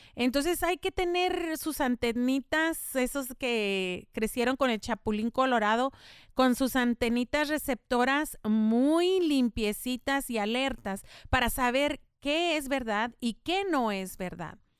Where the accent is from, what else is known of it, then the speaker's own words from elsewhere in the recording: El Paso, Texas, United States; first language Spanish; yo soy nativa del paso